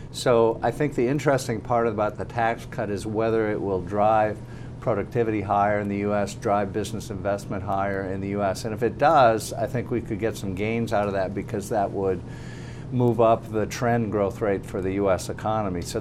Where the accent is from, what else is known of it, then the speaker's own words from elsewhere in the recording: Minnesota, United States; moved away; I'm originally from Minnesota